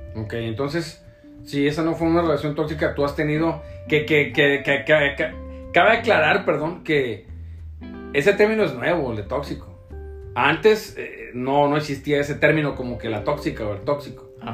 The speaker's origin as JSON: {"language": "Spanish", "town": "Tepic", "region": "Nayarit", "country": "Mexico", "moved": "yes", "lives_now": "Puerto Vallarta, Mexico", "said": "yo soy de Tepic Nayarit"}